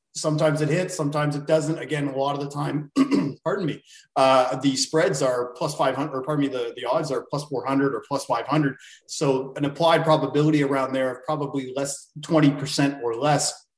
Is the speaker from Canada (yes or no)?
yes; Canada; I am from Canada